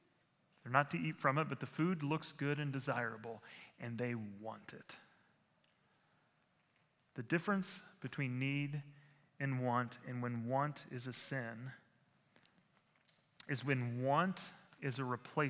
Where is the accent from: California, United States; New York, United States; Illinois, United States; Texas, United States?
Illinois, United States; I grew up in Illinois in the 90s